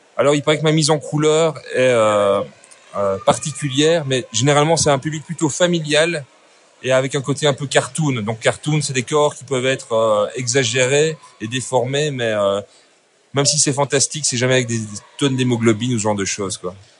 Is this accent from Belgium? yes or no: yes; Belgium; also born or lived in Brussels; Je suis belge, donc je suis artistiques, études artistiques 1, 2, 3 à Bruxelles